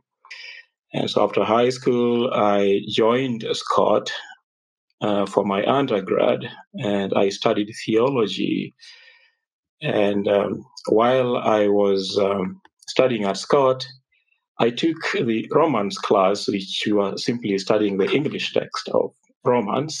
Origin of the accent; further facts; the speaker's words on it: Kenya; I was raised up in Kenya